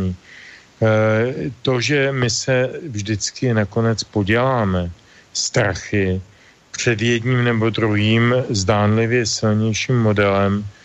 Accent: Czechia

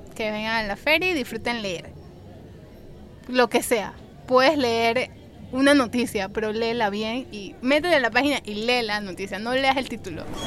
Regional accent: Panama; yo soy de Panamá

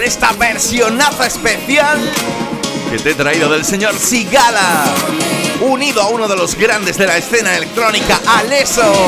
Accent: Andalusia, Spain; yo soy más andaluz que la peceta

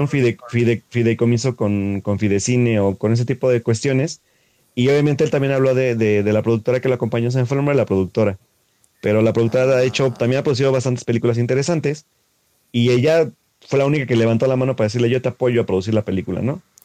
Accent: Mexico; como mexicano

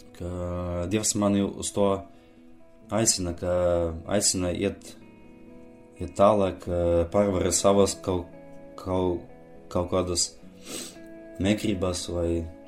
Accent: Aglona, Latvia; Es esmu no Aglonas

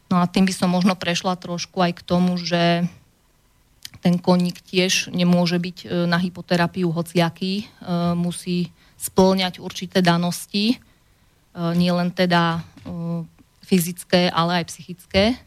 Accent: Orovnica, Banská Bystrica Region, Slovakia; moved away as an adult; also born or lived in England; som rodačka z Orovnice

